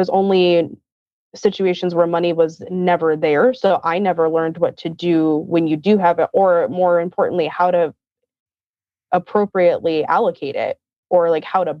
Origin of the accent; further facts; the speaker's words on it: Palm Springs, California, United States; I grew up in Southern California, Palm Springs to be specific, and Palm Desert